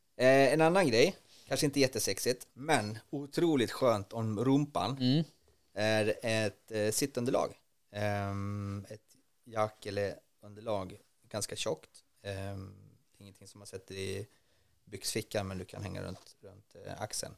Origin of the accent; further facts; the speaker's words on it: Norrland, Sweden; uppe på, eh, i Norrland där jag kommer ifrån